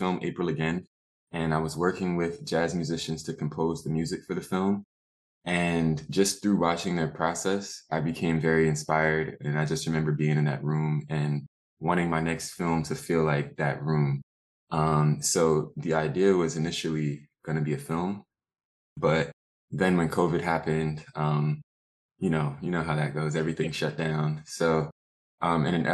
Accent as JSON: {"language": "English", "town": "New York City", "region": "New York", "country": "United States", "also_born_or_lived": "Jamaica, Queens", "said": "originally I'm from Rosedale, which is in Southeast Queens, and now I'm living in the Jamaica area."}